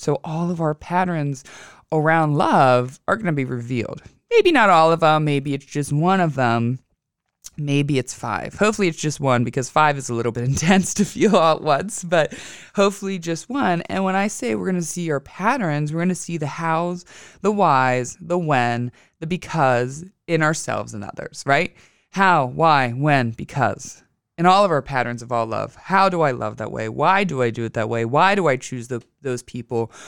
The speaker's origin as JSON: {"language": "English", "region": "Western Pennsylvania", "country": "United States", "tie": "born or raised there", "also_born_or_lived": "Pittsburgh", "moved": "as an adult", "lives_now": "Philadelphia, United States", "said": "I went back to my hometown of Western P A. Believe it or not, I am a country girl"}